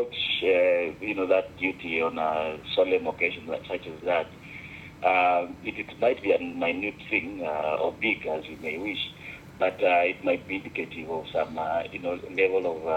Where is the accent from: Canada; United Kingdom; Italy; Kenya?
Kenya; now in Beijing, China; I am Kenyan